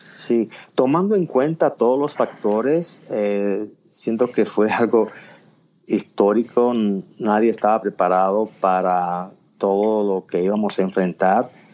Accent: Puerto Plata, Dominican Republic; also born or lived in Miami; now in Nashville, United States; nací y crecí en Puerto Plata, es una provincia de la costa norte de la República Dominicana

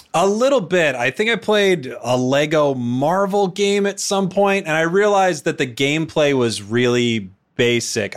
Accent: Portland, Oregon, United States; I was born in Portland, Oregon

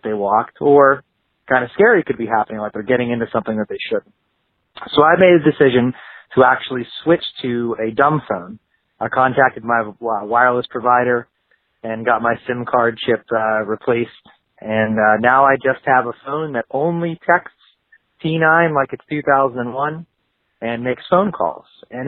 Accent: Pittsburgh, Pennsylvania, United States; Hey, Joshua and Ryan … I'm from Pittsburgh, Pennsylvania.

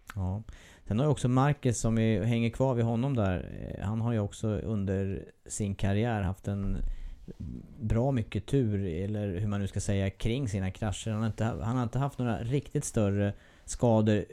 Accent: Eskilstuna, Södermanland, Sweden; Det är min hemstad

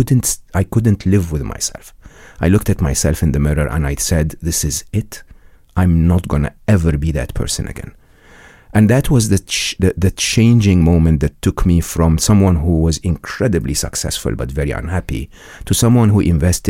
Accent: Egypt; I was born and raised in Egypt. I went to a public school and public university in Egypt

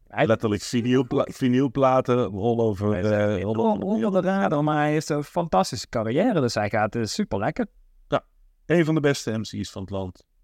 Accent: Amsterdam, North Holland, Netherlands; Ik, eh, eh, ik kom uit Amsterdam

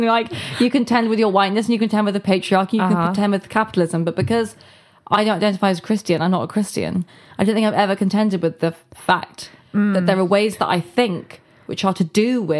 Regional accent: England, United Kingdom; growing up in England.

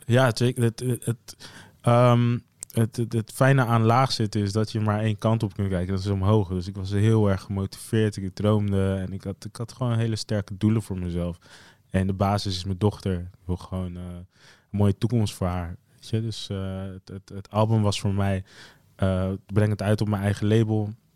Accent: Zeeland, Netherlands; moved away as an adult; also born or lived in The Hague; Ik ben opgegroeid in Zeeland

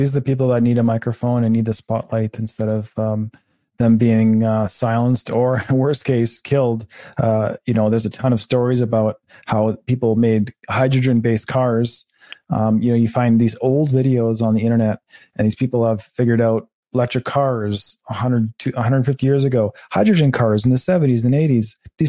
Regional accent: Canada; And as a Canadian, I've never seen this country like this

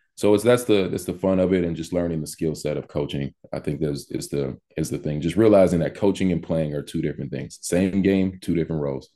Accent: Missouri City, Texas, United States; moved away as an adult; also born or lived in Los Angeles, California / Miami, Florida; now in Walla Walla, United States; I'm from Missouri City, Texas, by way of Los Angeles. Um, spent most of my childhood in both places

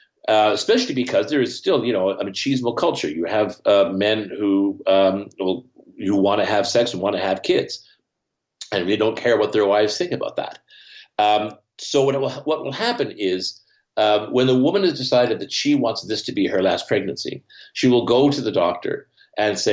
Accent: Canada; Here in Canada, I grew up near the Great Lakes.

